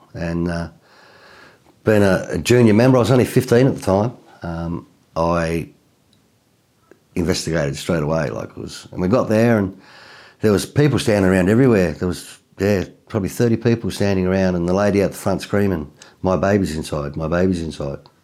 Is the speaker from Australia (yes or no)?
yes; Tasmania, Australia; I'm from Tasmania, so Tassie is a little island just south of, um, mainland Australia